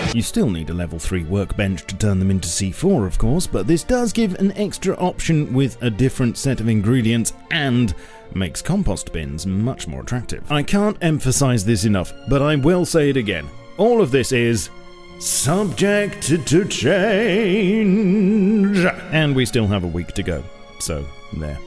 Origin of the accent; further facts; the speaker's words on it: England, United Kingdom; as an Englishman